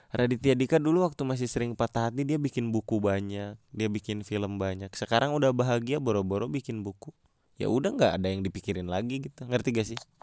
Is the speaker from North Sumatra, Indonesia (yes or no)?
no; Bandung, West Java, Indonesia; gua orang Bandung udah lama